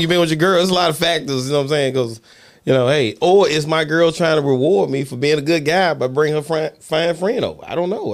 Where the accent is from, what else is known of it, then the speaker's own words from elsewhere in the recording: Mississippi, United States; growing up in Mississippi